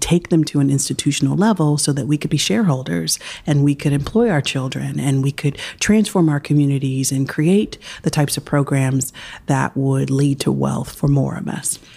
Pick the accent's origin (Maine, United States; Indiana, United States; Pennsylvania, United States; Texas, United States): Pennsylvania, United States; Philadelphia; I was born in Chestnut Hill, Pennsylvania, right outside Philadelphia. I'm fourth generation Philly